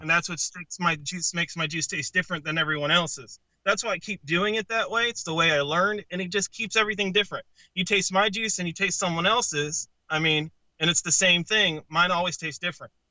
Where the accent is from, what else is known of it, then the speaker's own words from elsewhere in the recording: Connecticut, United States; I come from Connecticut